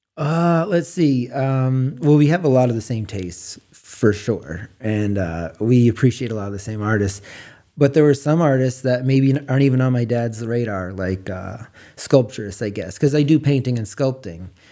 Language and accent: English; Frenchman's Bay, Maine, United States; moved away as an adult; also born or lived in Portland, Oregon; I was raised on the water in Frenchman's Bay, working on the boat with my dad when I was a kid